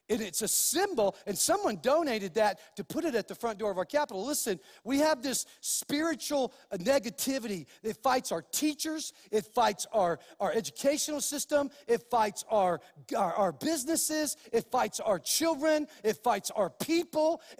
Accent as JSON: {"language": "English", "region": "New Mexico", "country": "United States", "tie": "born or raised there", "also_born_or_lived": "California", "said": "And so, even though I was born in Cali, I, I claim New Mexico as my home. And so, because this is where I've lived most of my life"}